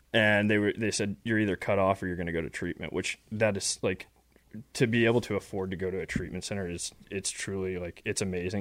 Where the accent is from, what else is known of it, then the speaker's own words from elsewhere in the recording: West Texas, United States; I grew up in West Texas, um, middle class, upper middle class family